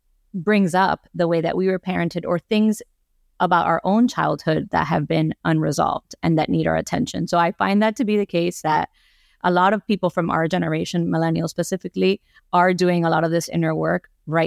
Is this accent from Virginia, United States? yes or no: no; Miami, Florida, United States; I grew up here in Miami. I am a first generation Cuban American